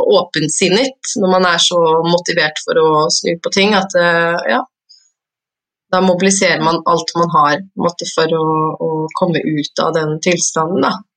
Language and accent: Norwegian; Oslo, Norway; jeg er fra Oslo